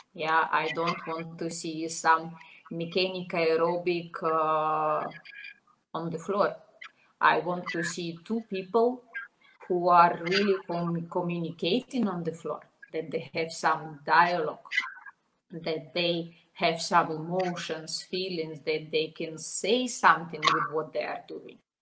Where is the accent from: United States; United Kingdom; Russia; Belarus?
Belarus; Minsk; English is a second language; moved away as an adult; also born or lived in Slovenia; I was born in Belarus. I all my life I was in Minsk, at, uh, and I was 20 years old when I moved to Slovenia.